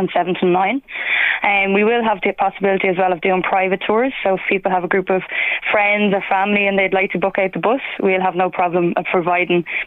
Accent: Dublin, Leinster, Ireland; moved away; I'm actually from Dublin

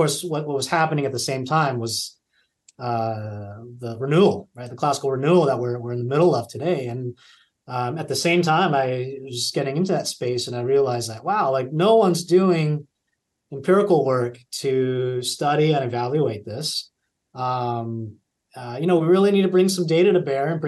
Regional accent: California, United States; moved away; I taught high school at a local public school near my hometown in California

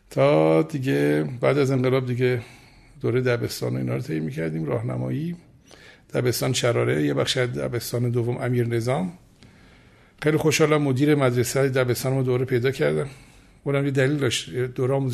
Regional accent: Tehran, Tehran Province, Iran; خودم پدرم مادرم تهران دنیا آمدیم در محل نارمک تهران در واقع دنیا آمدم و بزرگ شدم

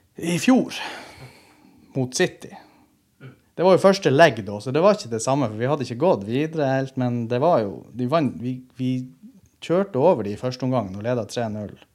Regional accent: Andøya, Nordland, Norway; now in Tromsø, Norway; jeg er fra Andøya og bor i Tromsø.

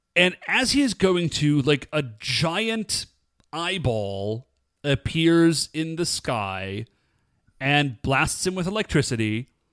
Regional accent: United States; we are American

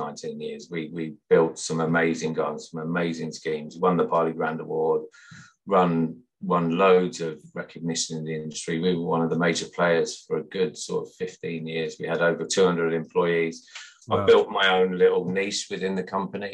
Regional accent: Sutton Coldfield, West Midlands, United Kingdom; I grew up in Sutton Coldfield in the West Midlands, as you can probably tell by my accent.

